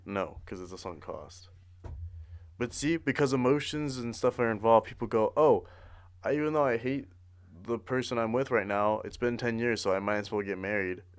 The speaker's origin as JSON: {"language": "English", "area": "the Bay Area", "region": "California", "country": "United States", "said": "we're from the Bay"}